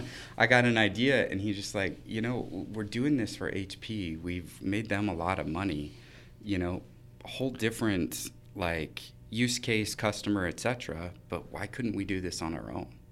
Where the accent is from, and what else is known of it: Idaho Falls, Idaho, United States; born or raised there; moved away as an adult; now in Boise, United States